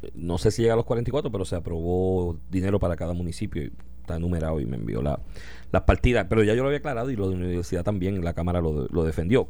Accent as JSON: {"language": "Spanish", "town": "Comerío", "country": "Puerto Rico", "tie": "born or raised there", "said": "mi pueblo comerío"}